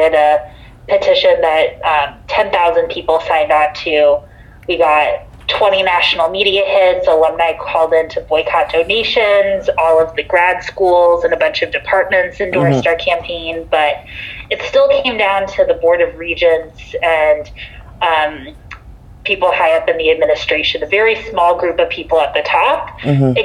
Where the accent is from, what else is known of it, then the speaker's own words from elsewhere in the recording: Phoenix, Arizona, United States; moved away as an adult; now in Dover, United States; I grew up in Phoenix, Arizona. I lived there through first 18 years of my life through high school